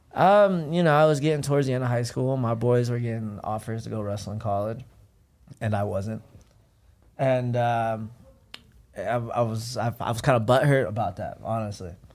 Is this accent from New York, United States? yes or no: no; Ohio, United States; born or raised there; now in Los Angeles, United States